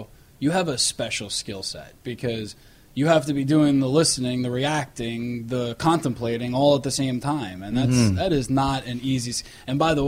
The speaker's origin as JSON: {"language": "English", "town": "New York City", "region": "New York", "country": "United States", "accent": "New York", "said": "I'm a New Yorker. I got the accents"}